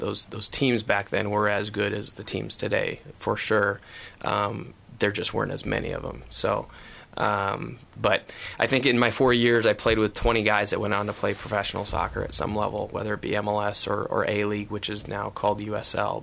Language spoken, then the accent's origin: English; Iowa, United States; I grew up in Iowa